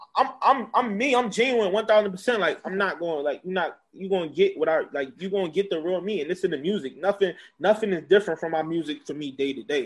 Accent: Philadelphia, Pennsylvania, United States; I was born in Northeast Philadelphia

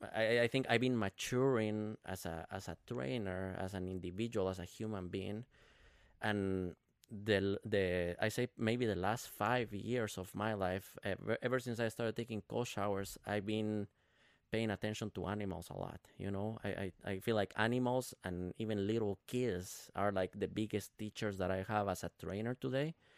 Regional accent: Guatemala; now in Minnesota, United States; I'm, I'm from Guatemala, right? Uh, but I've been living in, in Minnesota since two thousand twelve

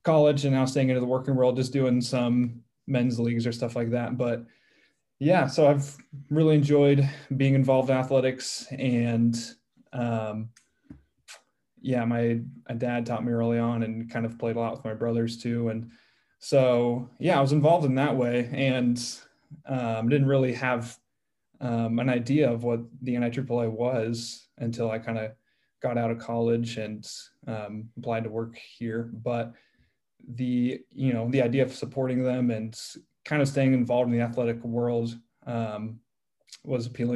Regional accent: Carmel, Indiana, United States; I grew up in Carmel, Indiana

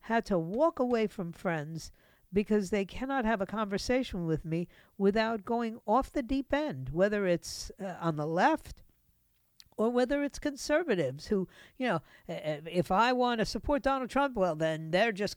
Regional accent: New York, United States; moved away as an adult; I grew up in New York

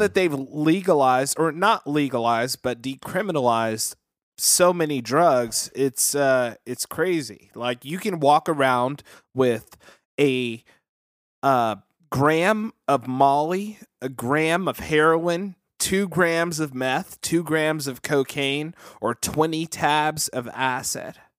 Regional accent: Vallejo, California, United States; I'm from Vallejo, and we got Six Flags here

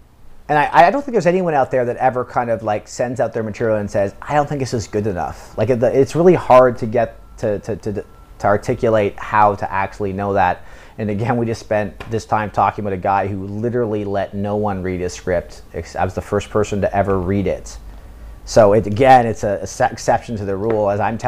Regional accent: United Kingdom; now in South Korea; But I'm British and I'm living in South Korea

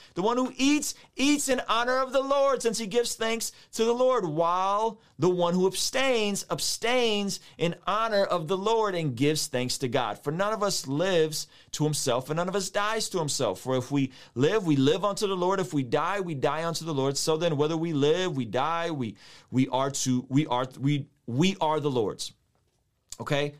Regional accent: San Diego, California, United States; When I was a kid, I grew up in San Diego, a, a neighborhood called Normal Heights

